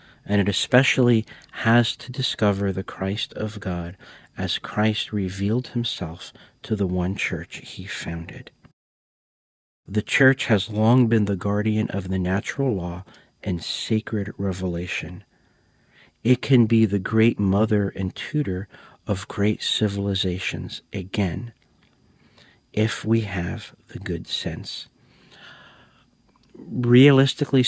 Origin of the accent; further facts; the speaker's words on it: United States; I'm an American